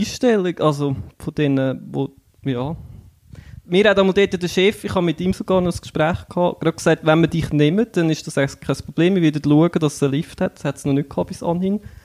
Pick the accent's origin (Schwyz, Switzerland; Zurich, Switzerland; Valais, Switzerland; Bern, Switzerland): Schwyz, Switzerland; Einsiedeln; komme aus Einsiedeln